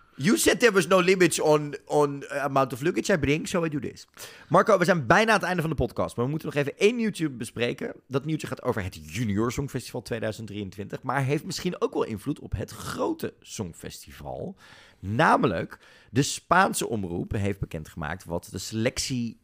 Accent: Netherlands

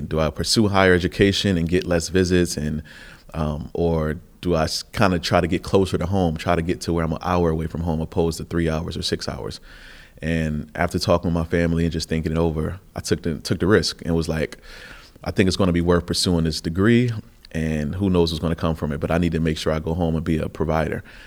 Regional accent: Buffalo, New York, United States; I came from Buffalo, which is the third poorest city in the nation, and it's a, you know, a lot of poverty, a lot of oppression, and not much opportunity

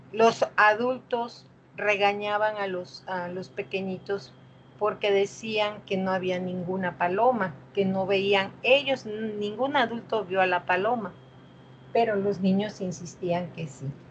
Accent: Coatzacoalcos, Veracruz, Mexico; yo soy de Coaxacuaicos

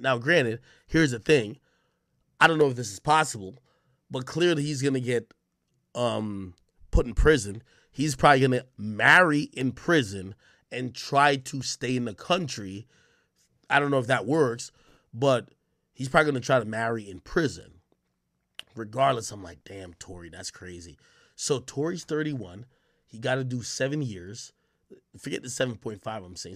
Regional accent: Jamaica; now in United States; I was born in Jamaica.

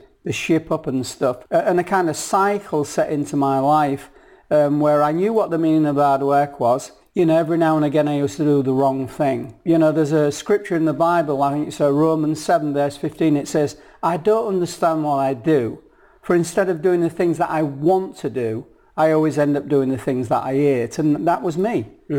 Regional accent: hometown of Kingston, Yorkshire and the Humber, United Kingdom; I'm from Yorkshire. A working class family in Yorkshire, right? North of England, born and bred

